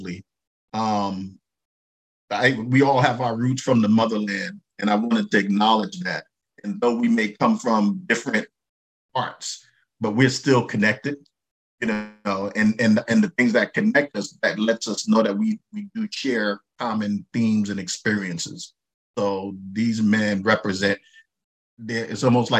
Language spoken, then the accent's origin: English; New York City, New York, United States; I grew up in Brooklyn